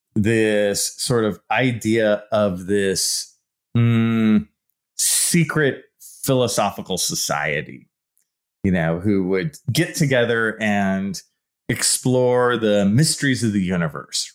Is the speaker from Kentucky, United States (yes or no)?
no; San Leandro, California, United States; I grew up in the East Bay in a town called San Leandro. It's right below Oakland.